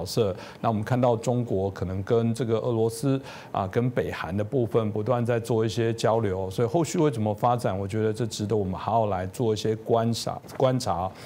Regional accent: Taiwan; 我可能在这个自由台湾长大

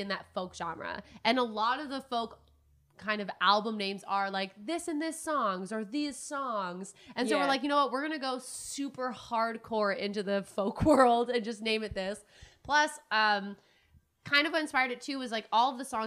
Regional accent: Ottawa, Ontario, Canada; also born or lived in Fort-Coulonge, Quebec; I grew up mainly in Ottawa

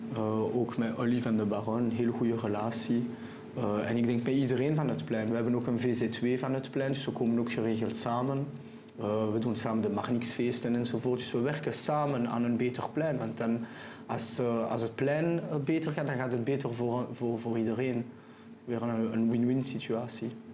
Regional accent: Antwerp, Flanders, Belgium; accent: French; first language French; Dutch is a second language; also born or lived in Israel / Keerbergen / Brasschaat; Ik ben geboren en getogen in Antwerpen. Okay. Uh, eh, Franstalig opgevoed

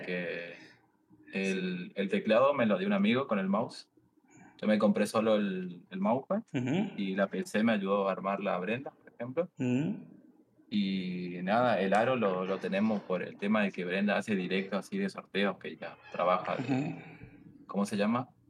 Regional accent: Misiones, Argentina; now in Buenos Aires, Argentina; vivo en Buenos Aires ahora, soy de Misiones, de las Cataratas

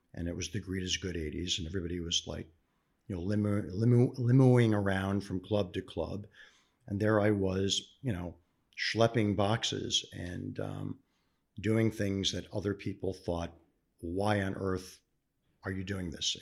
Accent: Cleveland, Ohio, United States; Born and raised in Cleveland, Ohio

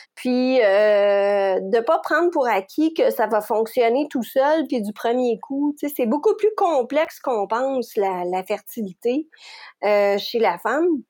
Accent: Quebec, Canada; je suis québécoise. J'habite la région de Montréal

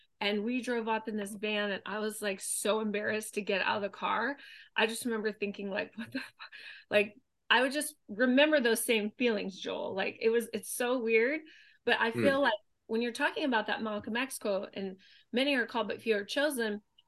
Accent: Thailand; moved away; We grew up in Thailand, but we didn't have money.

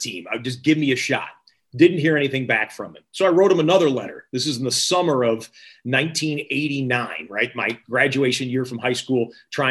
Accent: Michigan, United States; moved away as an adult; also born or lived in Syracuse, New York; I grew up in Michigan, like I told you, and grew up loving football

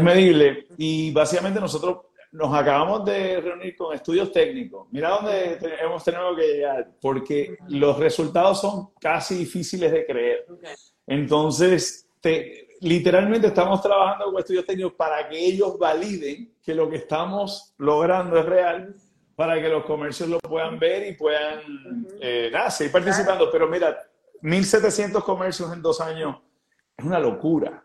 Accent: Puerto Rico; nosotros como puertorriqueños

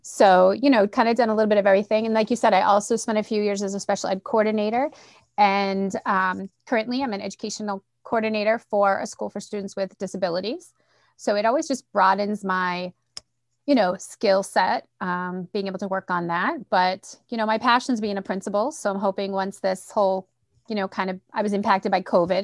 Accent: Central Massachusetts, United States; accent: Boston; I'm from Central Mass. Like, I'm, you know, I'm far removed from Boston, but every once in a while that Boston accent pops

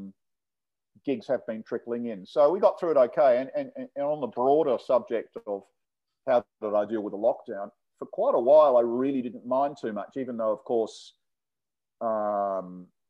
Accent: Adelaide, South Australia, Australia; now in Sydney, Australia; I come from Adelaide originally, but I haven't been down there

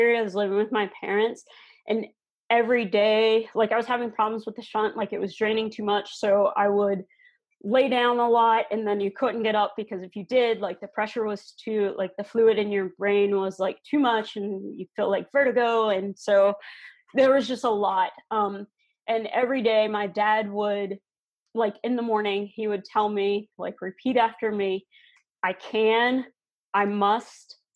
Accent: Florida, United States; also born or lived in Georgia; now in Minnesota, United States; I grew up in Florida.

